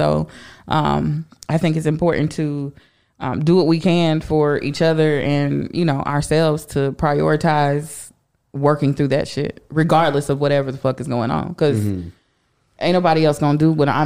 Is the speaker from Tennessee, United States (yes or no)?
no; Indianapolis, Indiana, United States; Born and raised in Indianapolis